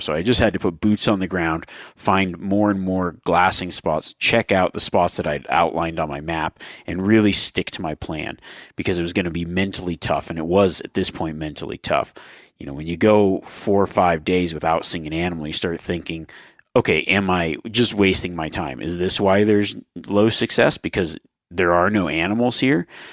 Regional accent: Nevada, United States; my Nevada tags that are coming out, but that, that's my home state

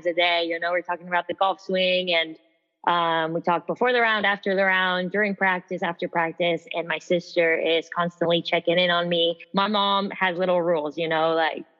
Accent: San Antonio, Texas, United States; I am from San Antonio, Texas

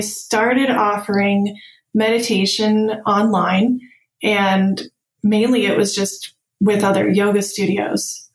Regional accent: Tempe, Arizona, United States; moved away; I grew up in Tempe, Arizona, where there was no snow

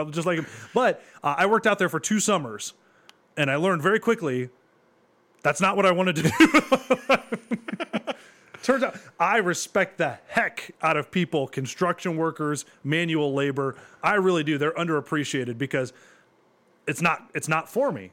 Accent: Bowling Green, Ohio, United States; I grew up in Bowling Green

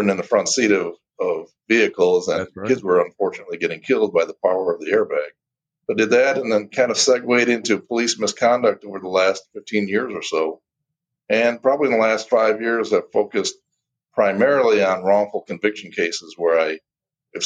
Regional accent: Detroit, Michigan, United States; I'm born and raised in Detroit, Michigan. Spent my whole life in the Detroit area

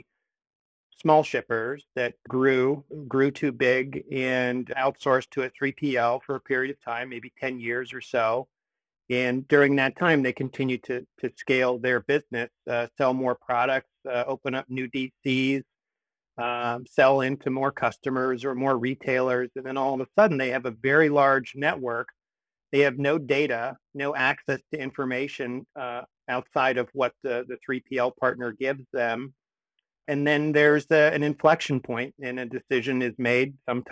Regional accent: Columbus, Ohio, United States; also born or lived in Michigan; now in New Haven, United States; I am originally from Columbus, Ohio

